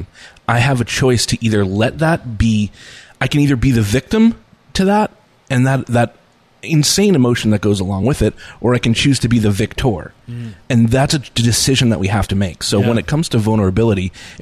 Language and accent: English; Nashua, New Hampshire, United States; I grew up in the Boys and Girls Club in Nashua